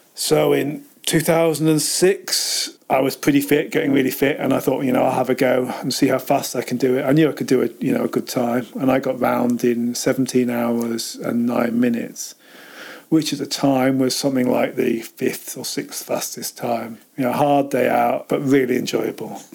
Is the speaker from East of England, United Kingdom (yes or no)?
yes; Cambridge, East of England, United Kingdom; accent: posh southern; also born or lived in Chester / Altrincham; now in Lake District, United Kingdom; when I was about four, moved down to Cambridge